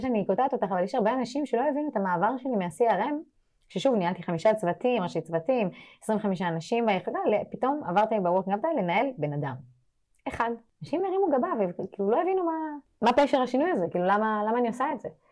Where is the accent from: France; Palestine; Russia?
France; now in Israel; אני גדלתי בצרפת, אירופה